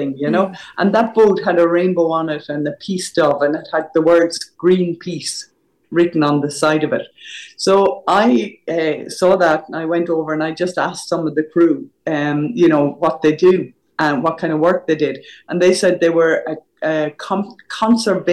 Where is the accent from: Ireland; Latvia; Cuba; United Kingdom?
Ireland; Tramore, Munster; growing up in Tremore, County Waterford. Mm. So I grew up by the sea